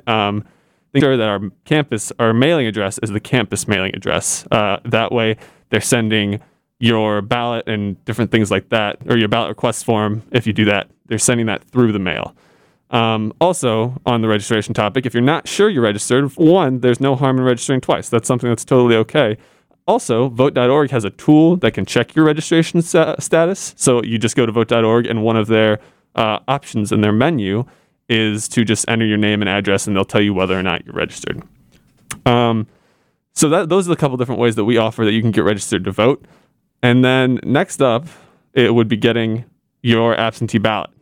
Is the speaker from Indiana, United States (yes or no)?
yes; Indiana, United States; Indiana, I'm from Indiana